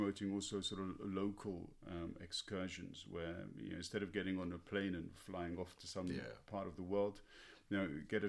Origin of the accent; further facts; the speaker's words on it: London, United Kingdom; now in Germany; when I grew up in London